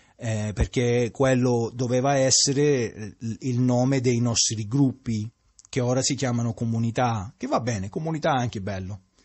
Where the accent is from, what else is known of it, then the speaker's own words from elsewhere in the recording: Sicily, Italy; Io che sono siciliano